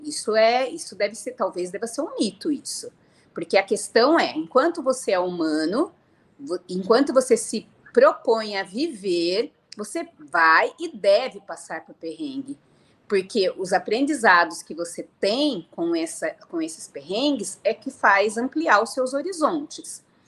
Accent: Piracicaba, São Paulo, Brazil; moved away as an adult; also born or lived in Paraná; eu sou nascida no Paraná e fui criada na cidade de Piracicaba, interior de São Paulo.

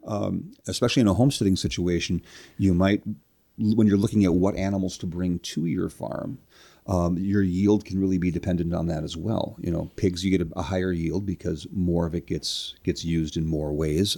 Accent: Minneapolis, Minnesota, United States; also born or lived in Rush City, Minnesota / Kerkhoven, Minnesota; I'm from the Minneapolis St. Paul area

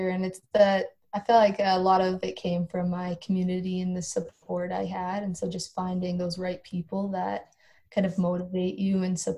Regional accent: Standard, Alberta, Canada; not even being able to say I was from Standard, like where I grew up.

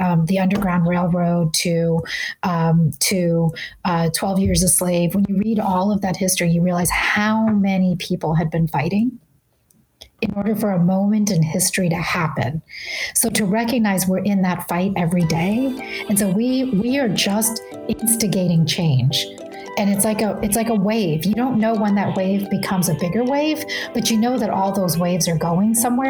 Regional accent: the South, United States; I grew up in the South where it was very clear where I stood and people were very clear about it.

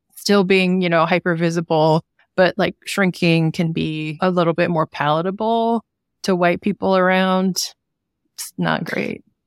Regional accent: Sacramento, California, United States; also born or lived in Oregon / Oakland; I grew up in Sacramento

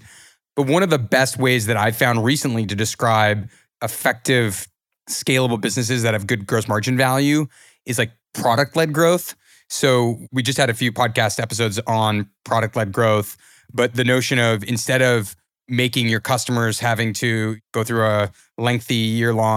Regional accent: Canada; as Canadian founders

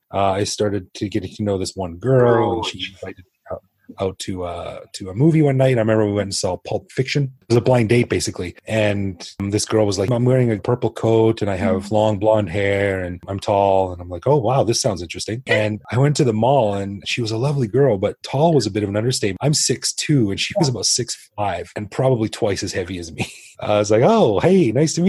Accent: Canada; moved away as an adult; now in Bangkok, Thailand; I'm a Canadian. I came to Bangkok, Thailand, when I was 26 in 2001

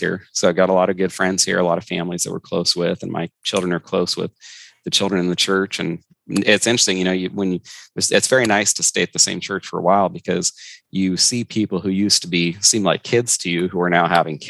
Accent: Northern California, United States; born or raised there; moved away as an adult; also born or lived in Florida / Fort Knox, Kentucky; now in Washington, United States

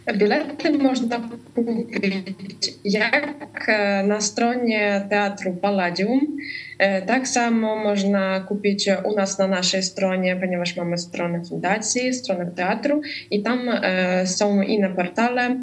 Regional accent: Ukraine; też jestem z Ukrainy

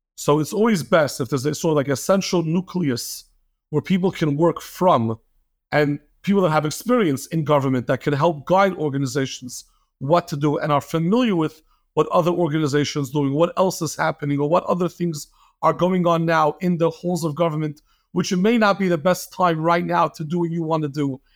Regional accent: New York City, New York, United States; moved away as an adult; now in Lakewood, United States; born and raised in Flatbush, got married to a girl from Lakewood, moved to Lakewood, been here for the past fifteen years

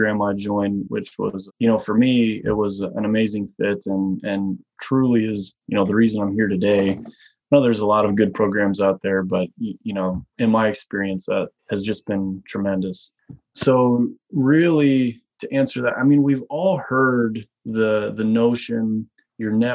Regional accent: Midwest, United States; moved away as an adult; also born or lived in Boulder, Colorado; now in Canada; I grew up in the Midwest

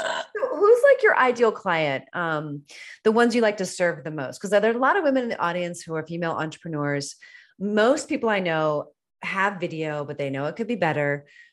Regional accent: East Coast, United States; now in California, United States; I'm not from California. So I'm an East Coaster.

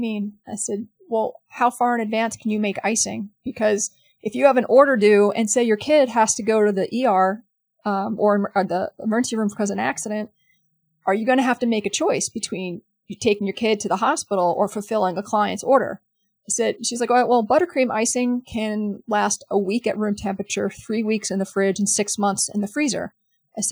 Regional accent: New York City, New York, United States; I'm from New York City, and I was there that day.

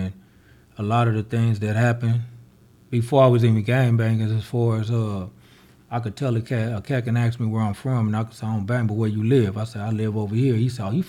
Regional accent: Los Angeles, California, United States; I grew up in Overhills, backhood

